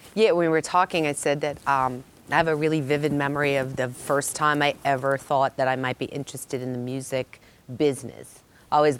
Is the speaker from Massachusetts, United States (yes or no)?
yes; Dedham, Massachusetts, United States; I'm from Massachusetts, born, raised, went all the way from Dedham to Boston College, a whole 30 minutes away